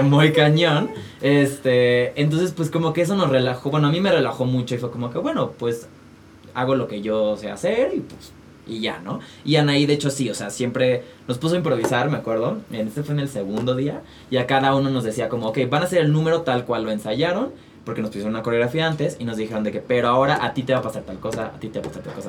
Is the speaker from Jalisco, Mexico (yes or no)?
yes; Guadalajara, Jalisco, Mexico; moved away as an adult; now in Mexico City, Mexico; yo soy de Guadalajara